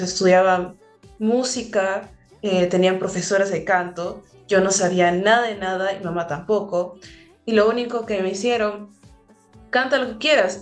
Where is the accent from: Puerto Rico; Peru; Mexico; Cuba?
Peru; Lima; moved away as an adult; now in United States; donde yo vengo en San Juan de Miraflores